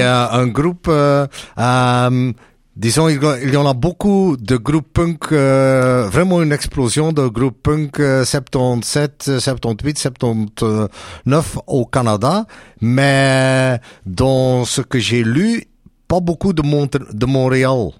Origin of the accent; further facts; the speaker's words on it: Belgium; chez nous en Belgique